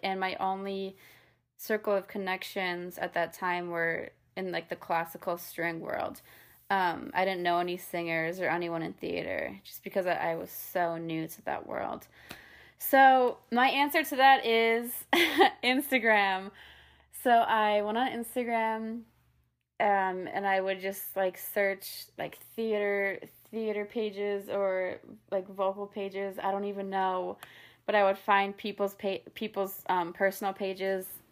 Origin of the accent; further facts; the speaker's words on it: Wisconsin, United States; also born or lived in New York; now in Nashville, United States; I grew up in Wisconsin